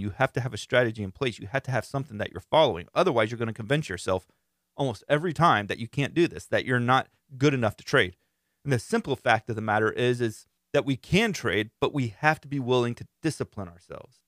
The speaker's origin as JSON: {"language": "English", "region": "Central Florida", "country": "United States", "said": "I'm from Central Florida"}